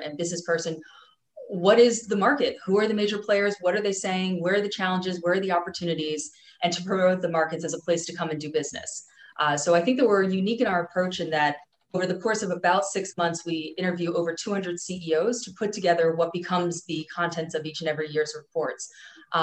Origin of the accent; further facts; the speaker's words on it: New Jersey, United States; moved away as an adult; also born or lived in New York; now in Miami, United States; So I'm originally from New Jersey